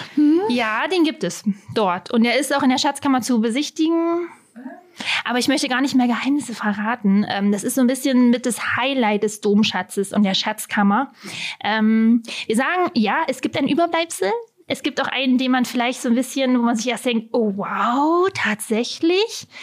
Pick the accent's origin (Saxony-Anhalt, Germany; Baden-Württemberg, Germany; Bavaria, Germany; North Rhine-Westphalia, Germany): Saxony-Anhalt, Germany; Halberstadt; auch genau vor 35 Jahren in Halberstadt geboren. Also ich bin gebürtige Halberstädterin